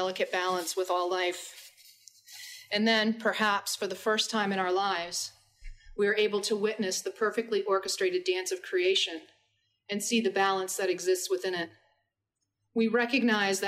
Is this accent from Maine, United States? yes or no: yes; Penobscot Nation, Maine, United States; I'm from the Penobscot Nation